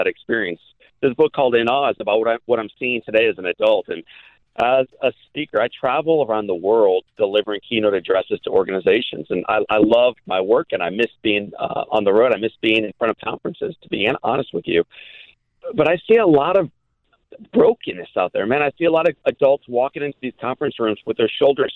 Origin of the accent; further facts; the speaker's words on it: Midwest, United States; I grew up in the Midwest